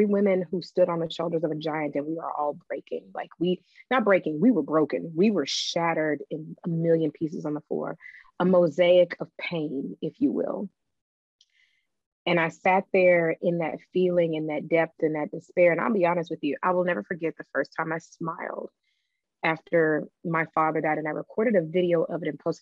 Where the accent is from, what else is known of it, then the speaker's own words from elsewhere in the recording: the South, United States; I am from the South